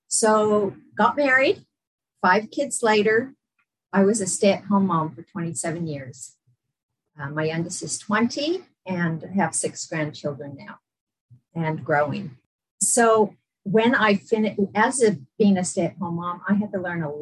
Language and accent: English; San Diego, California, United States; moved away as an adult; also born or lived in Las Vegas, Nevada / England / Utah; now in Brisbane, Australia; I grew up in San Diego. So I was in San Diego for 21 years.